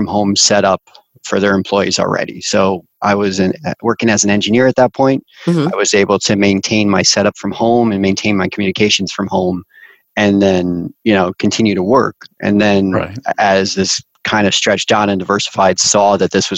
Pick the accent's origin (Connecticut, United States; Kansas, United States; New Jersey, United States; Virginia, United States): Connecticut, United States; I grew up in Connecticut.